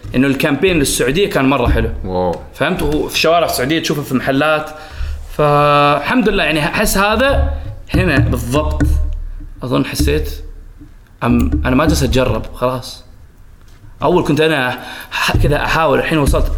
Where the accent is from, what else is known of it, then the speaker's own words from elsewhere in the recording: Oman; also born or lived in Saudi Arabia; اثنين وعشرين، طلعت من عمان